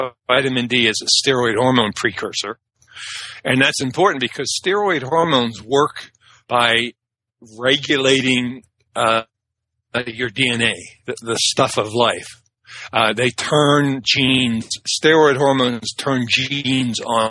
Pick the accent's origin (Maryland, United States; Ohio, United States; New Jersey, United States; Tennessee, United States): Maryland, United States; Annapolis; also born or lived in Washington, D.C. / Jessup, Maryland; I grew up in Jessup, Maryland, and then Annapolis, Maryland.